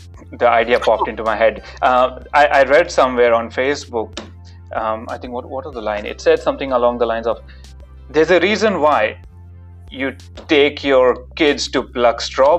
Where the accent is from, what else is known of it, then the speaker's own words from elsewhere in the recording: Melbourne, Victoria, Australia; So I'm from Melbourne. I've been there for 11 and a half years.